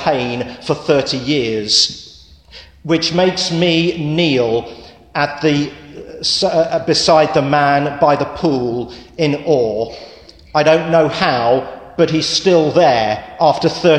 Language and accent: English; England, United Kingdom; moved away; I'm English